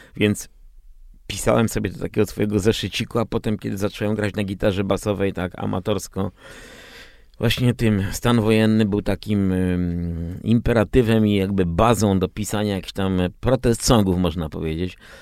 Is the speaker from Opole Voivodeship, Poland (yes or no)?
no; Częstochowa, Silesian Voivodeship, Poland; moved away as an adult; now in Warsaw, Poland; ja się wychowywałem w Częstochowie, potem przyjechałem tutaj na studia do Warszawy, gdzie mieszkam właśnie 40 lat.